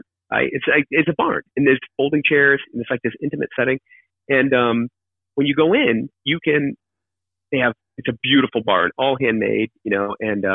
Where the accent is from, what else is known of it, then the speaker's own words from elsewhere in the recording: Keene, New Hampshire, United States; moved away; also born or lived in Australia / London; spend a ton of time there growing up. We were in Keene